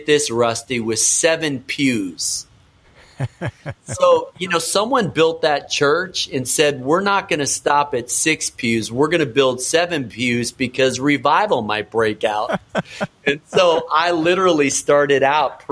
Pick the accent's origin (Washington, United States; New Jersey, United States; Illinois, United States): Illinois, United States; Chicago; also born or lived in Minneapolis, Minnesota / Wisconsin; I was born in Minneapolis, moved to Wisconsin, grew up in Chicago. So a Midwest kid